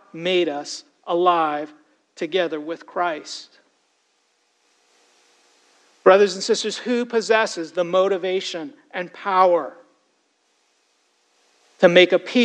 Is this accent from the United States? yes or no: no; Toronto, Ontario, Canada; Growing up in Toronto